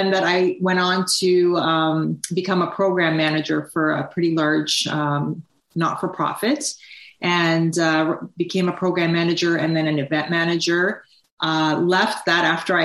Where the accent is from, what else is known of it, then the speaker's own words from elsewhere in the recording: Toronto, Ontario, Canada; I grew up in Toronto, spent my whole life in Toronto, and I was actually a first-generation Canadian and grew up with immigrant parents